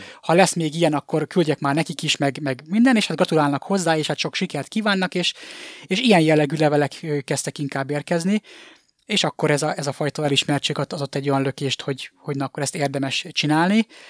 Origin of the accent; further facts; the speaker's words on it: Miskolc, Borsod-Abaúj-Zemplén, Hungary; moved away as an adult; now in Budapest, Hungary; az ország másik legnagyobb városa, Miskolcon nőttem fel